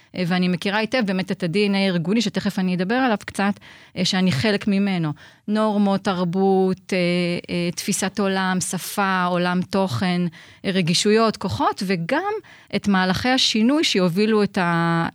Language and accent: Hebrew; Haifa, Haifa District, Israel; also born or lived in Nigeria; אני חיפאית אה, כל חיי, אה, חוץ מארבע שנים בילדות שבהן גדלתי בניגריה.